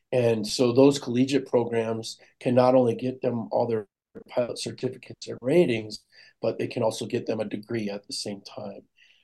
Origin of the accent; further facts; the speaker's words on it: Germany; born there; Well, when I was born in Germany, my father was in the Air Force at that time.